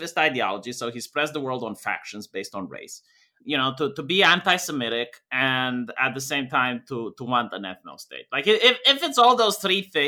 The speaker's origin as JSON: {"language": "English", "country": "Romania", "said": "I'm white, but I'm from Romania"}